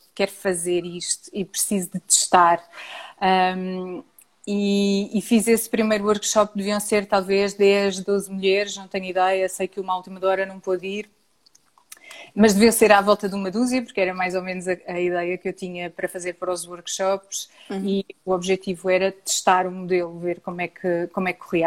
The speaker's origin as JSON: {"language": "Portuguese", "country": "Portugal", "said": "nós, enquanto portugueses"}